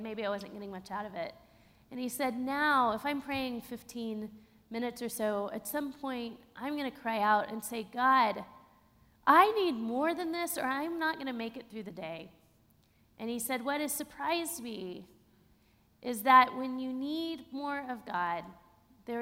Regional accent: Texas, United States; also born or lived in Austin, Texas / Pittsburgh; being a Texan who was brought up to really ignore grief

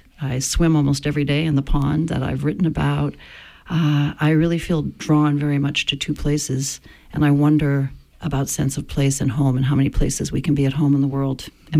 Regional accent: Maine, United States; also born or lived in New Zealand / Shanghai; born and raised in Maine, couldn't wait to leave Maine, wanted to be in a city, in fact. Came back to Maine at a time I hadn't expected, in 1989-90.

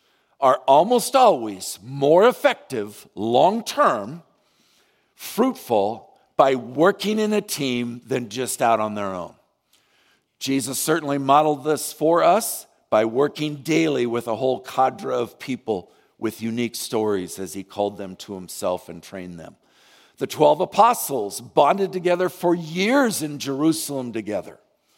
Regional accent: Vietnam; I can remember when I was growing up in Vietnam, the Alliance sent out hundreds of missionaries

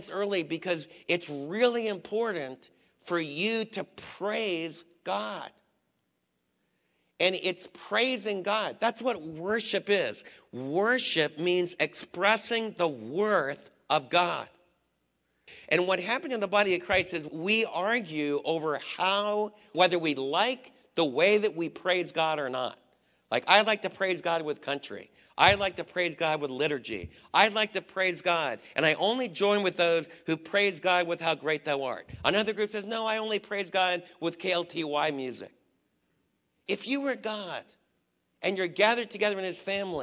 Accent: East Coast, United States; moved away; a lot of the guys that I was raised with back in the East Coast

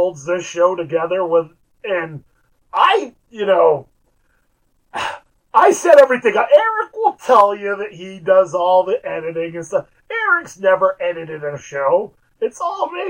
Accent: United States; we're from Amish country.

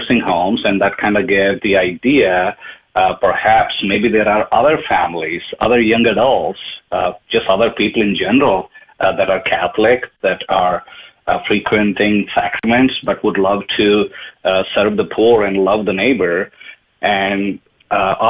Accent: India; moved away as an adult; now in Dallas, United States; I am from India. I was born and brought up. I moved to United States in 98 to do some IT work

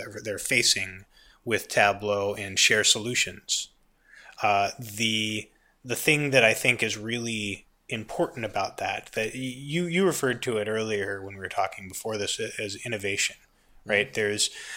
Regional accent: United States; I'm an American

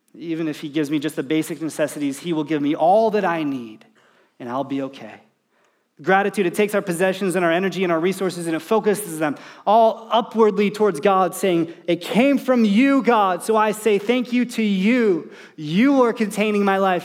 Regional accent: United States; as an American, as, as a dad, as someone who's trying to provide for his family

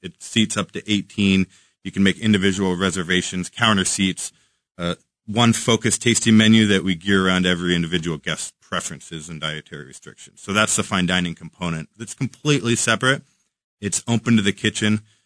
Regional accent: Washington, United States; now in Kansas City, United States; Washington, in my home state

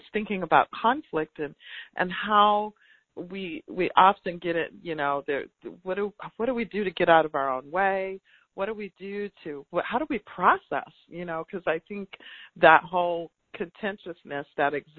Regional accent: Tallahassee, Florida, United States; I'm from Tallahassee, Florida. And so all of those places that people hear about connected to the movement are not far from where I was born and raised.

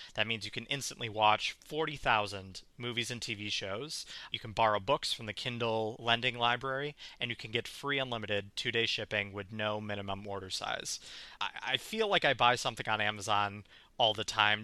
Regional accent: outside of Milwaukee, Wisconsin, United States; both of us grew up Catholic. We uh, we grew up outside of Milwaukee, uh, within the Milwaukee Archdiocese.

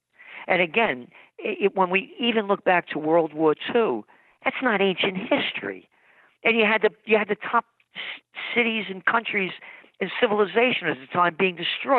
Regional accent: Bronx, New York, United States; I'm me because I'm born in the Bronx and was born to be free to who I wanted to be

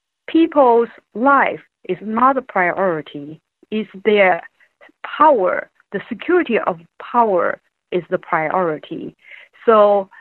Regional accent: Wuhan, Hubei, China; moved away; I grew up in Wuhan

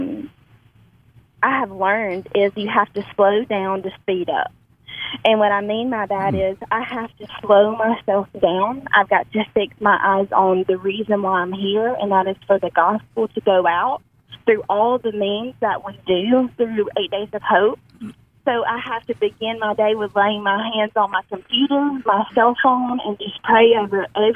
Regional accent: Amory, Mississippi, United States; also born or lived in Tupelo, Mississippi; I was born and raised in Amory, Mississippi, which is about 30 minutes south of Tupelo

